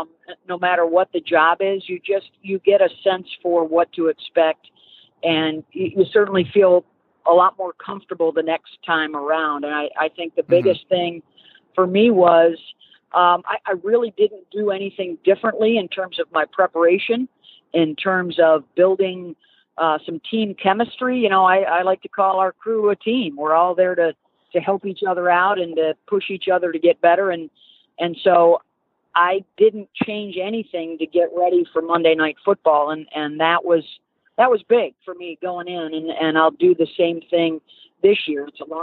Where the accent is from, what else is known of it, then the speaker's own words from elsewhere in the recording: Northeast, United States; even growing up in the Northeast, obviously SEC football is special